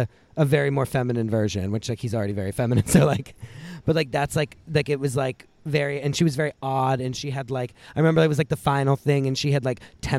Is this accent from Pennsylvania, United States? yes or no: yes; Pittsburgh, Pennsylvania, United States; I'm from Pittsburgh.